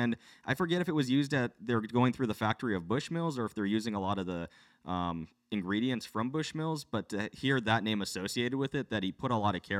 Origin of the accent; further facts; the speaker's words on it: Philippines; I'm Filipino. I'm biased.